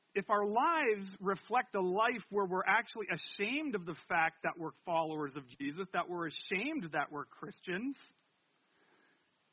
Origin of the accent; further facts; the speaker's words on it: Canada; I'm French Canadian